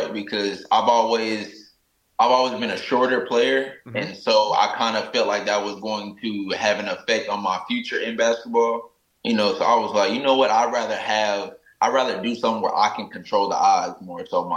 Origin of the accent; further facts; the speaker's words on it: Oklahoma, United States; moved away; also born or lived in Atlanta; I come from Oklahoma. It's a small state